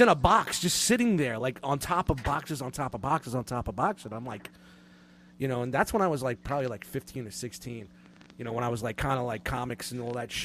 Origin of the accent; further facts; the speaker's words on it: New York City, New York, United States; I grew up in Brooklyn